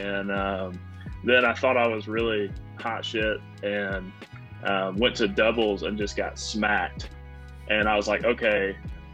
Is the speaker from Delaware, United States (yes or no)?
no; Statesville, North Carolina, United States; also born or lived in Greenville, North Carolina; I grew up in Statesville, which is just like 45 minutes north of Charlotte